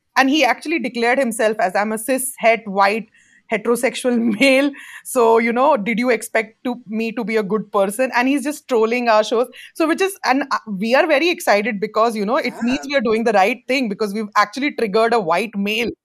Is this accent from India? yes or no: yes; Jammu and Kashmir, India; moved away; I come from Jammu and Kashmir, uh, Kashmir being a very politicized piece of land between India and Pakistan. As a Kashmiri